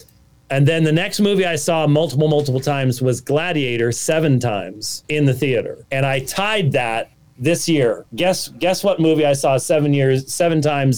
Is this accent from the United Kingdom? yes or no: yes; Scotland, United Kingdom; This is a Scottish claymore. I'm Scottish.